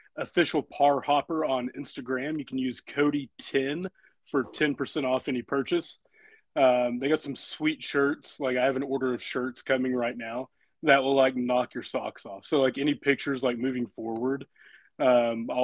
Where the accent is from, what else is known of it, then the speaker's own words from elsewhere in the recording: Gore, Oklahoma, United States; Cherokee was the first, like, I guess, home course for me growing up in Gourds, only 25 minutes away.